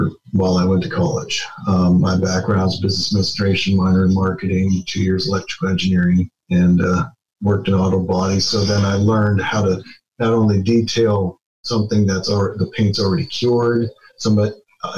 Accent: Youngstown, Ohio, United States; moved away as an adult; now in Indianapolis, United States; I'm originally from Youngstown, Ohio.

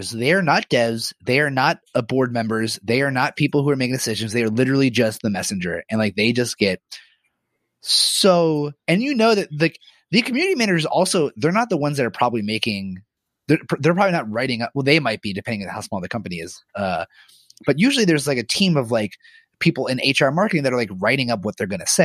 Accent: New York City, New York, United States; I'm from Brooklyn

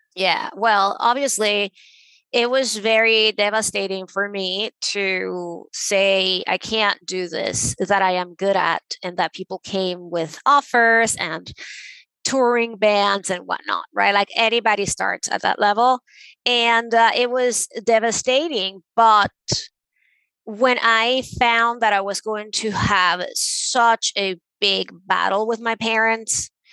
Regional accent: Venezuela; I grew up in Venezuela

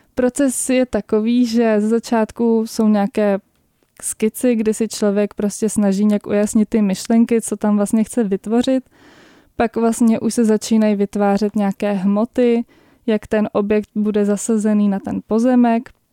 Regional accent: Prague, Czechia; jsem z Prahy

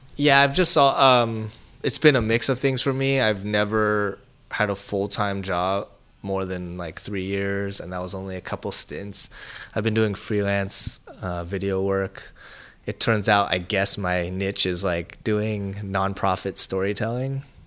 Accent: San Francisco, California, United States; I grew up in Chinatown

